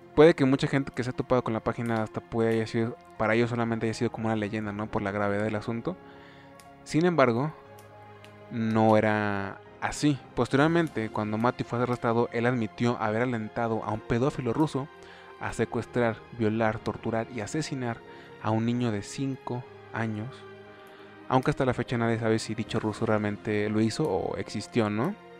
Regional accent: Mexico; soy mexa, soy hispano

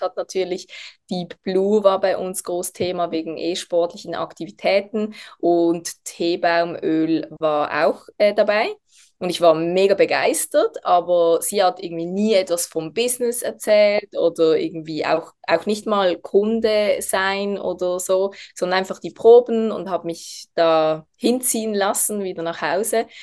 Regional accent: Basel, Switzerland; ich bin aus der Schweiz, aus der Region Basel.

